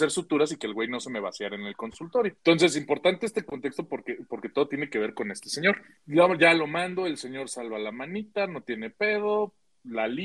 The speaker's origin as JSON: {"language": "Spanish", "region": "San Luis Potosí", "country": "Mexico", "tie": "born or raised there", "said": "para, entrar a mi pueblito tú tenías que entrar a Ciudad Valles y te ibas al norte"}